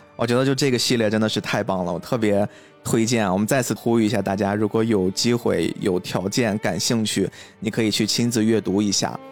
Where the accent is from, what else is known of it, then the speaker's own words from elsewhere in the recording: China; 我们中国人